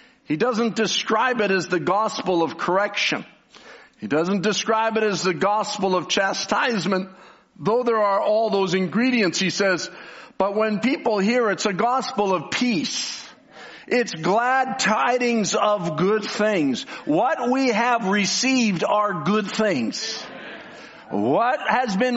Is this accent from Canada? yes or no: yes; Canada; I'm from Canada